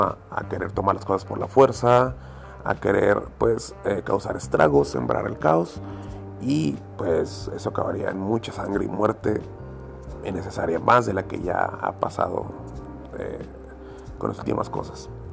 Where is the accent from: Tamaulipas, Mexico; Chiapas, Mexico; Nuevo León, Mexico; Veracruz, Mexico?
Nuevo León, Mexico; Monterrey; como buen regio, tengo amigos y familiares en Estados Unidos